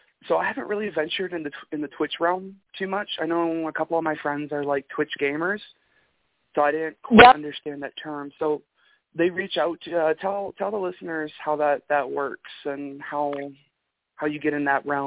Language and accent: English; Michigan, United States; accent: Michigan; That was my best Michigan accent voice. My accent's probably non-existent anymore until I start talking to other people, and then it's, oh, geez, yeah, it's been a bit brisk.